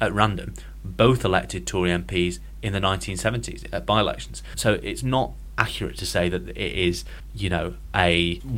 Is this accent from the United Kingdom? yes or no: yes; Southport, North West England, United Kingdom; those of us that grew up in Southport